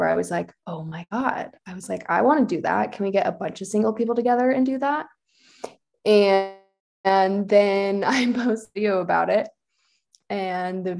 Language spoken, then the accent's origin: English; Orange, California, United States; now in Lake Tahoe, United States; I am from Orange, California, grew up in the city of Orange, kind of by Chapman University.